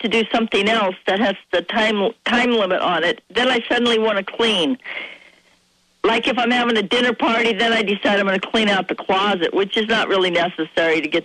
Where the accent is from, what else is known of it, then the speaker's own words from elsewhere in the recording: Seattle, Washington, United States; I was born in Seattle